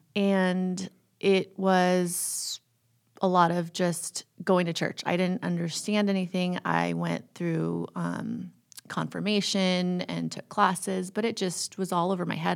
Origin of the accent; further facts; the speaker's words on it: California, United States; also born or lived in Toronto, Canada; I've grown up all around California.